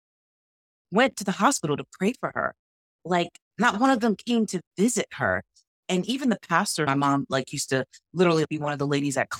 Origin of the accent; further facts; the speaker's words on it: New York, United States; I grew up, born and raised in New York, grew up pretty much in church all the time